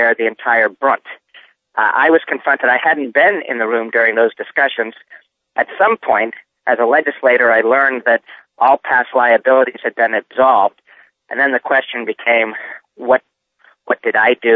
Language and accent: English; Reading, Massachusetts, United States; I grew up in Reading, Massachusetts